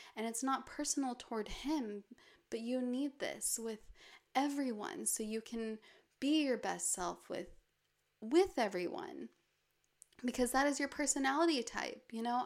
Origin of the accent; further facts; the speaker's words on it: Park City, Utah, United States; moved away; I'll also spend a lot of the year in my hometown, Park City, which is surrounded by mountains